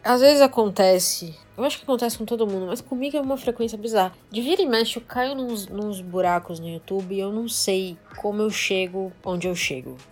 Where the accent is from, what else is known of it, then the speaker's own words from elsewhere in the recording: Brazil; a gente é brasileiro